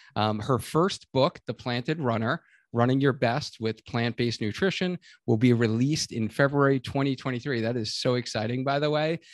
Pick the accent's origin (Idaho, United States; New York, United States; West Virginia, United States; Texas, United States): New York, United States; now in Connecticut, United States; I'm originally from New York